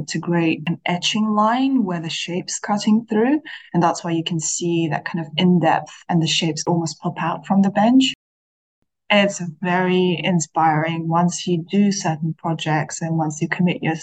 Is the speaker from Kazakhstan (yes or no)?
yes; Kazakhstan; moved away as an adult; now in London, United Kingdom; I'm originally from Kazakhstan and I have lived in the UK for almost 10 years now.